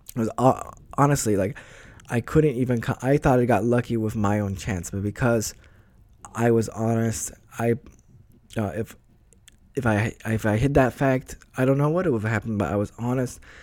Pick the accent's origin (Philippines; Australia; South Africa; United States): United States; moved away; I'm from the States